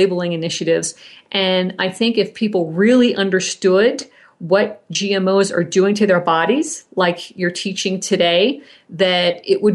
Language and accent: English; Colorado, United States; my home state, Colorado